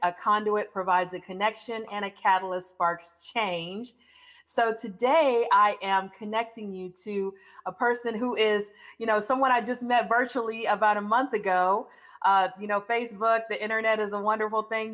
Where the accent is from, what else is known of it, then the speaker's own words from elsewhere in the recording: United States; moved away; also born or lived in Baton Rouge, Louisiana / Houston, Texas; I grew up between Baton Rouge and Houston. I went back to Baton Rouge every summer till I went to college, so I was born in Baton Rouge